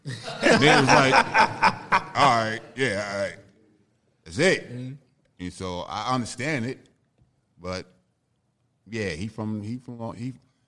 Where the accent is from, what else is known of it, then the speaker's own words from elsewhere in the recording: Hempstead, New York, United States; also born or lived in Jamaica, Queens, New York; I'm originally from Southside, Jamaica, Queens. I was born there. But I moved to Hempstead, Long Island when I was 8.